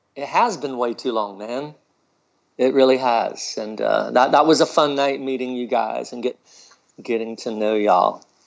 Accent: Charleston, South Carolina, United States; moved away as an adult; also born or lived in New York / Wilmington, North Carolina; now in Athens, United States; I moved back to Charleston, South Carolina, my hometown

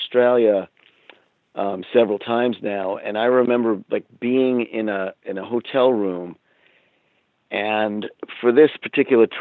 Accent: United States; I'm American

